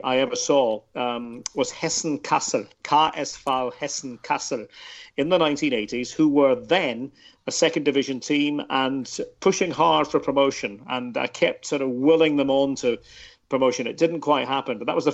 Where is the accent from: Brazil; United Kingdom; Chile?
United Kingdom; Aberdeen, Scotland; growing up in Aberdeen in the northeast of Scotland